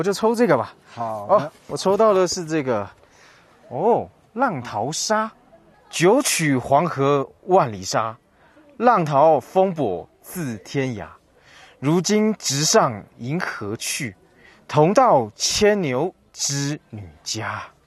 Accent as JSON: {"language": "Chinese", "country": "Taiwan", "said": "我是来自台湾的"}